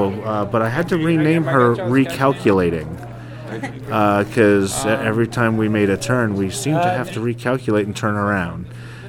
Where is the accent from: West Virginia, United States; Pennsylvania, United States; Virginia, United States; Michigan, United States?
Pennsylvania, United States; Allentown; it's …. We're from Allentown, Pennsylvania.